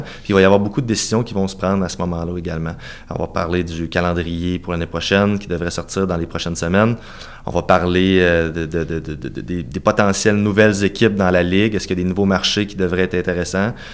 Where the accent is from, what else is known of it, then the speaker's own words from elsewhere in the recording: Cap-Saint-Ignace, Quebec, Canada; also born or lived in Saint-Jean-Chrysostome, Lévis; Moi, je suis né à Cap-Saint-Ignace, tout près de Montmagny.